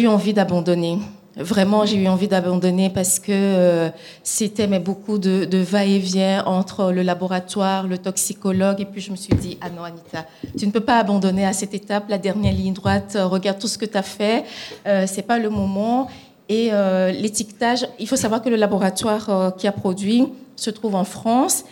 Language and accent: French; Togo; moved away; mon pays d'origine qui est le Togo